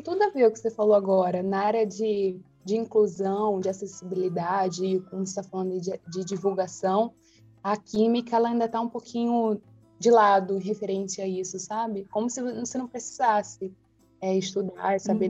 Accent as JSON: {"language": "Portuguese", "region": "Rio de Janeiro", "country": "Brazil", "said": "nós três somos aqui do Rio"}